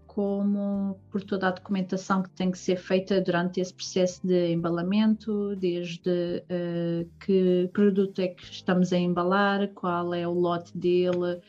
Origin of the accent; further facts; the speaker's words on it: Portugal; now in Germany; Portugal, não é? Que é o meu país de origem